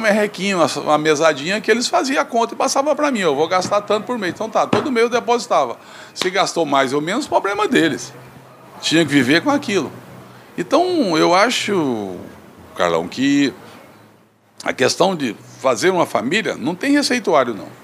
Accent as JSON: {"language": "Portuguese", "town": "Mara Rosa", "region": "Goiás", "country": "Brazil", "tie": "born or raised there", "also_born_or_lived": "Campo Norte / Uruaçu / Alto Horizonte / Tocantinópolis", "moved": "as an adult", "lives_now": "Imperatriz, Brazil", "said": "Eu nasci em Campo Norte, fui criado numa fazenda município de Mara Rosa é, e posteriormente fui para Uruaçu, onde eu fiz meus estudos"}